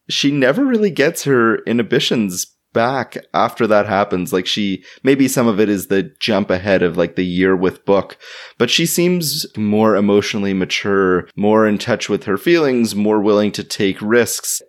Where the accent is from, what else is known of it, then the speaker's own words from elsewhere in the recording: Toronto, Ontario, Canada; my hometown